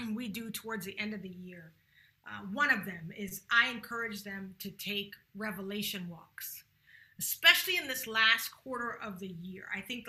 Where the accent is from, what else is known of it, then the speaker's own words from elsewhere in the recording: Charleston, South Carolina, United States; moved away; I'm from Charleston, South Carolina